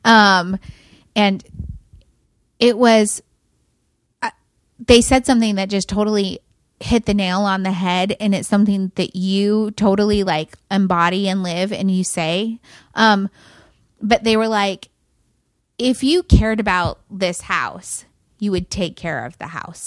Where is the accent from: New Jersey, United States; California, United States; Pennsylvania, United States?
California, United States; near Cuyama; now in Fort Worth, United States; Kuyama is right by where we grew up